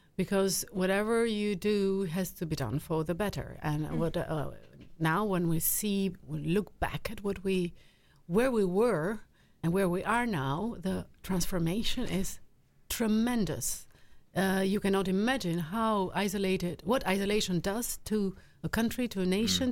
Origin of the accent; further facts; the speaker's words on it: Albania; I am from Albania